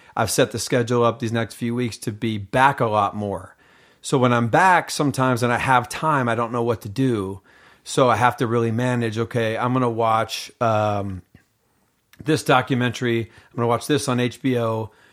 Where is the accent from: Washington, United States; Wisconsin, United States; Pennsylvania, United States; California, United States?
Washington, United States; Seattle; moved away as an adult; also born or lived in Los Angeles; I was raised in Seattle, Washington